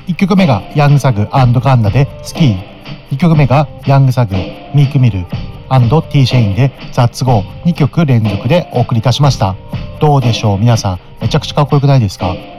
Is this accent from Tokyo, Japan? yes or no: no; Mito, Ibaraki, Japan; 水戸生まれ水戸育ち